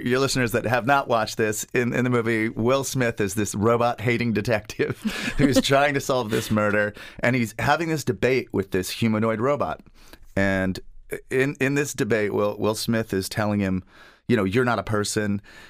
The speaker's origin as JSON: {"language": "English", "country": "United Kingdom", "tie": "born or raised there", "also_born_or_lived": "Springfield, United States", "said": "I'm originally from Springfield, Massachusetts. But when I was 8, my family decided to become missionaries. So I ended up growing up in the United Kingdom, so England, Ireland, and Scotland."}